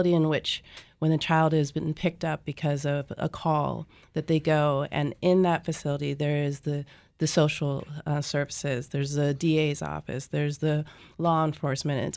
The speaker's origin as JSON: {"language": "English", "area": "Marin County", "region": "Northern California", "country": "United States", "tie": "born or raised there", "also_born_or_lived": "Hawaii", "moved": "as an adult", "lives_now": "San Diego, United States", "said": "I was raised up in Northern California, Marin County, and I went to law school here in San Diego"}